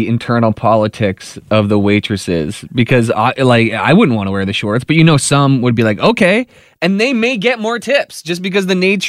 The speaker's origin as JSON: {"language": "English", "town": "Dorchester", "region": "Ontario", "country": "Canada", "said": "I'm not even from the area, I'm from Dorchester, but as soon as I saw the OPP were looking for us, I drove it to Elmer, where my friend lives"}